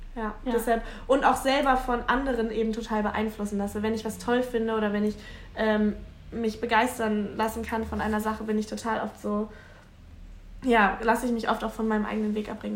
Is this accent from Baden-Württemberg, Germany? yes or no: no; Hamburg, Germany; ich komme aus Hamburg, also aus dem Rand, am Rande von Hamburg.